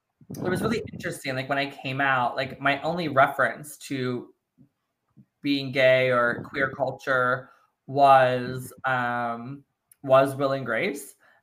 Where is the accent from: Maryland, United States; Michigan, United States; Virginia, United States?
Maryland, United States; now in New York, United States; I moved right after high school, but I'm originally from Maryland.